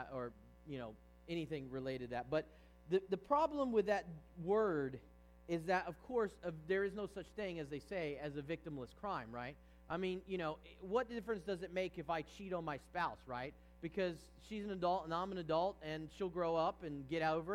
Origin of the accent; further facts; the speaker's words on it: Virginia, United States; I grew up in Virginia